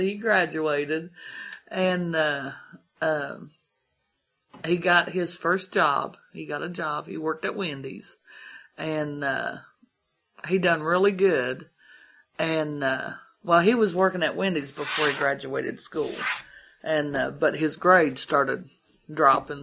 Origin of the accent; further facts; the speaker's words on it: Columbus, Ohio, United States; moved away as an adult; now in Big Ugly Creek, United States; I wasn't born around here, I was from Columbus